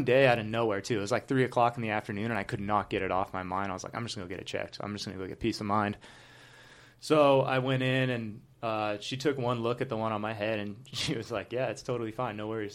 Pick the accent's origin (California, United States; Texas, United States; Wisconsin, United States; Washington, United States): California, United States; Southern; I'd born and raised in Southern California